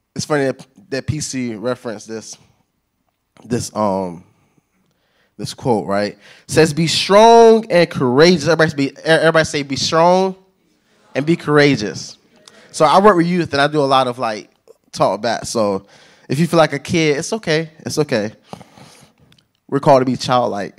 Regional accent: Jacksonville, Florida, United States; moved away as an adult; now in Palm Beach, United States; I was born and raised in Jacksonville, Florida, though. So, Duval, that's where I'm from

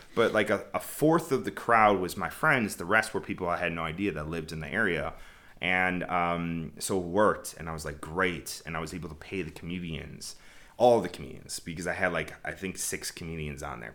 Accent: Chicago, Illinois, United States; moved away; I was born and raised in Chicago.

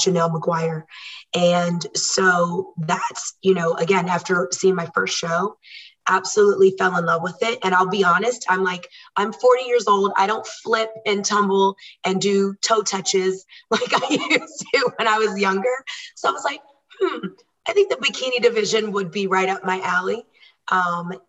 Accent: Washington, D.C., United States; moved away as an adult; also born or lived in Virginia; now in Murrieta, United States; I am originally from the East Coast, born and raised in DC and Virginia, and we moved to Murrieta, California in 2013

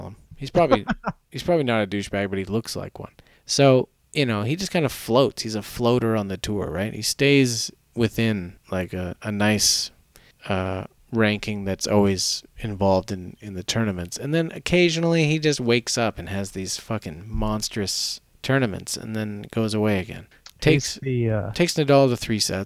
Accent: Canada; we're Canadian

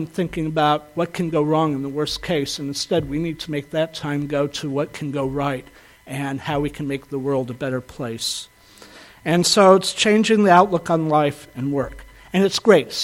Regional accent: the South, United States; I grew up in the South

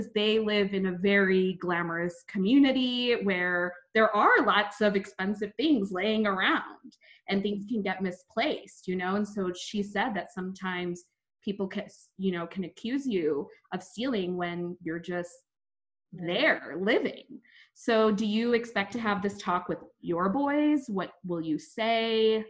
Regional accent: India; I'm Indian. We don't get stereotypes like that.

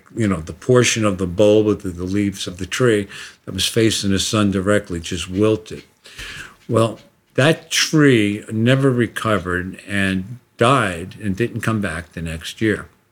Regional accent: United States; I'm an American

